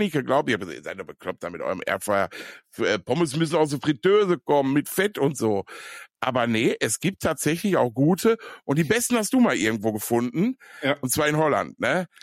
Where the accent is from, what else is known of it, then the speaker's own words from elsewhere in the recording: Ruhr area, North Rhine-Westphalia, Germany; ich komme ja aus dem Pott